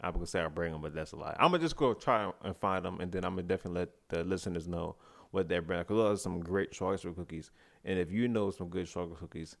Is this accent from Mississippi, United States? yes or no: no; White Plains, New York, United States; I'm from White Plains, New York.